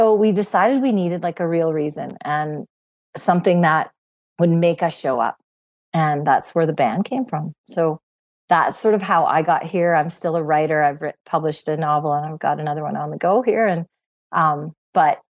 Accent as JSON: {"language": "English", "town": "Cranbrook", "region": "British Columbia", "country": "Canada", "tie": "born or raised there", "said": "I grew up in Cranbrook, a small town in Canada"}